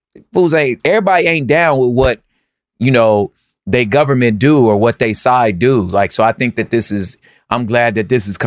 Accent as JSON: {"language": "English", "region": "California", "country": "United States", "tie": "born or raised there", "said": "I'm a Californian, son of a Black Panther from the inner city"}